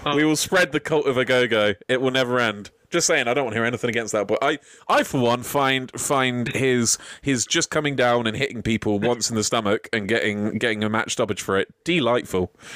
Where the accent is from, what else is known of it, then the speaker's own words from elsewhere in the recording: United Kingdom; As a Brit